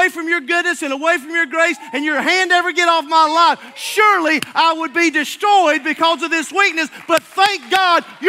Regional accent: Alabama, United States; I'm from Alabama

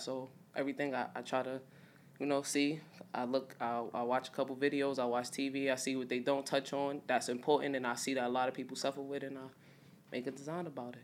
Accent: New York City, New York, United States; I'm from Brownsville, Brooklyn

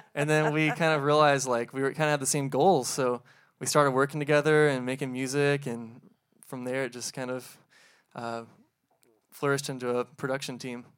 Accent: New Albany, Indiana, United States; From New Albany

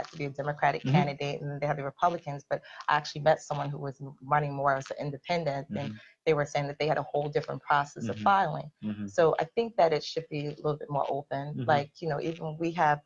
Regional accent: Philadelphia, Pennsylvania, United States; I'm a Philadelphian

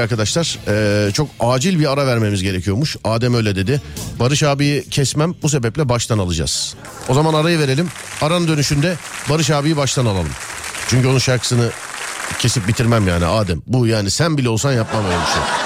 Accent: Istanbul, Turkey; Ben İstanbulluyum

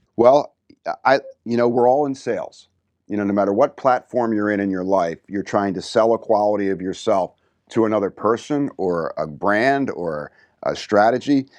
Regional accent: New Jersey, United States; growing up in New Jersey, you get that little edge

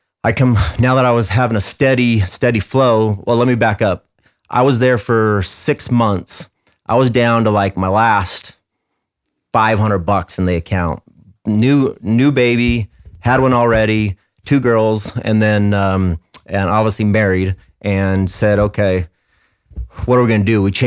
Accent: Mesa, Arizona, United States; born and raised in Arizona, in Mesa

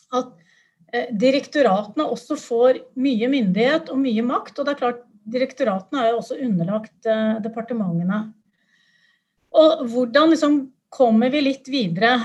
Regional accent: Buskerud, Norway; jeg kom fra Buskerud

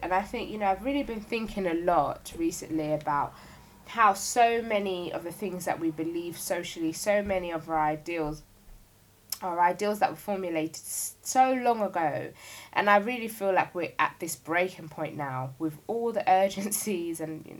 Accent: London, United Kingdom; Sometimes you're from London, sometimes you're even from South London.

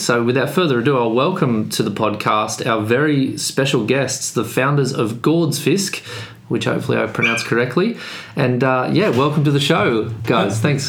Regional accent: Australia; now in Sweden; as an Australian

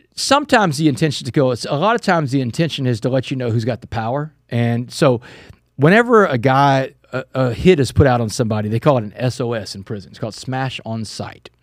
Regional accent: Texas, United States; my home state

